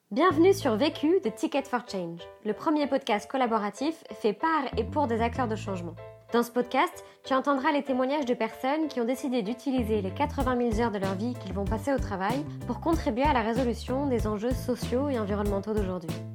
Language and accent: French; Auvergne-Rhône-Alpes, France; je viens d'Auvergne